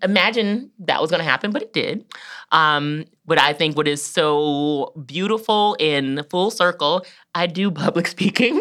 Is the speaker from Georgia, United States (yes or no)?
yes; Georgia, United States; born or raised there; moved away as an adult; now in Columbus, United States